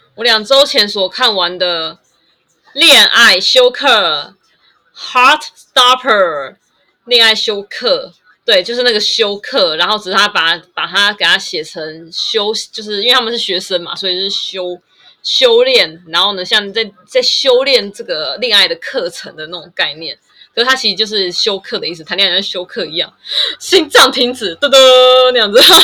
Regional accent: Taiwan; 我就是台湾人啊，我就是台湾啊

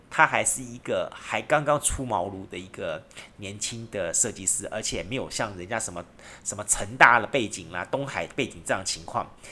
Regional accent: Kaohsiung, Taiwan; 我从小在这个地方长大的

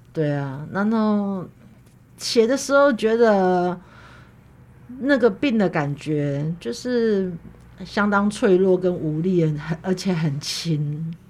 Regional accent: Kaohsiung, Taiwan; 其实我们家不在眷村里，它是，它叫做莒光新村。对，对。它在左营跟男子交界的地方。嗯。它，但是它离那个左营海军总医院很近

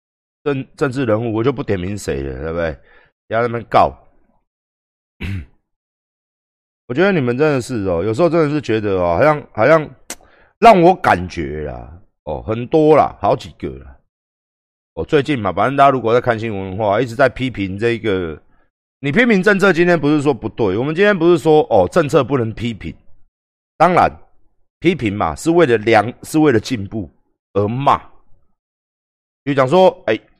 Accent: Taiwan; 我们台湾人

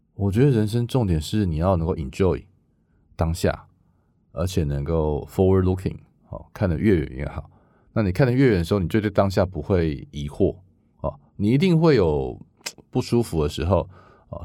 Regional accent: Taiwan; moved away as an adult; now in Silicon Valley, United States; 我是台湾来的，而且我认识台湾很多制造业，我在台湾又组过一个物联网的这个生态系

